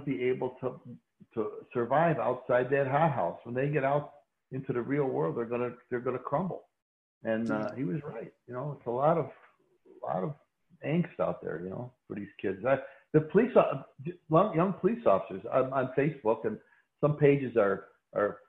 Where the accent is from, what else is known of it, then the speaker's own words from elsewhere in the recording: Chicago, Illinois, United States; Chicago's a city of neighborhoods, an ethnic neighborhood. And I grew up near the Stockyards when they were still operating, in an old Polish neighborhood, Lithuanian neighborhood